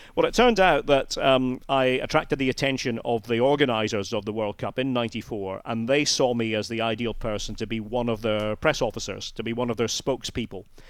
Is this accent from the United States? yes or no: no; Scotland, United Kingdom